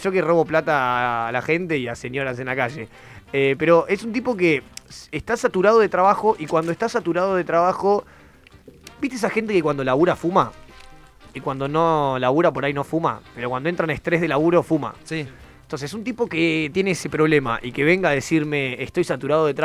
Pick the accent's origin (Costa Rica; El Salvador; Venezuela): Venezuela; interior; no es como nosotros que venimos ahí del interior de Venezuela.